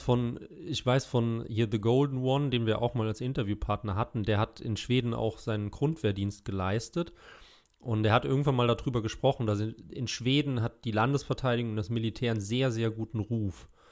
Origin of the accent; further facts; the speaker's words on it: Germany; als Deutscher